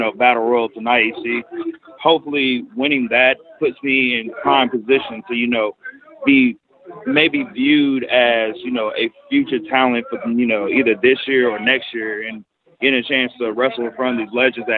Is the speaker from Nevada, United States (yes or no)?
no; Texas, United States; I'm from Texas